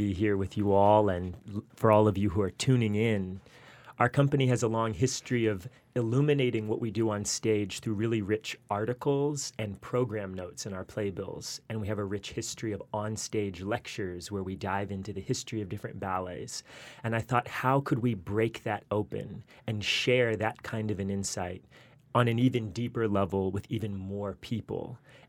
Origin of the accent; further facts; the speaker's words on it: Charlotte, North Carolina, United States; moved away; I spent a lot of hours in our public library in my hometown of Charlotte, North Carolina